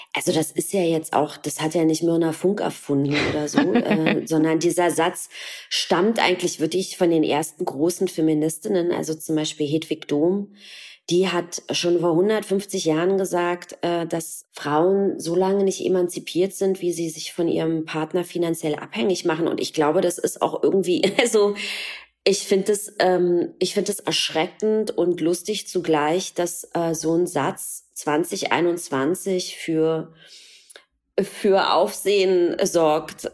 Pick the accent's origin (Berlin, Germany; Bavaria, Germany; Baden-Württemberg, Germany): Berlin, Germany; geboren im Osten, in der DDR, in Ostberlin